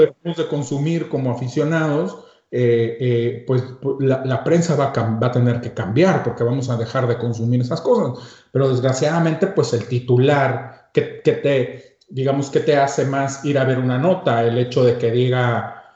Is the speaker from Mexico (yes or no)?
yes; Mexico; así somos los mexicanos